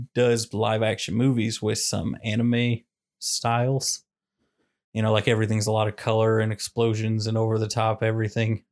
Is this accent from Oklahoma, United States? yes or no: no; Kansas City, Missouri, United States; I'm from Kansas City